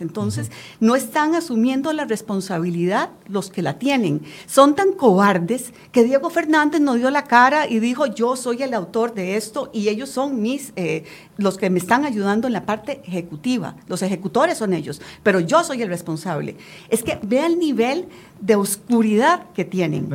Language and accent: Spanish; Costa Rica; yo como costarricense y como diputada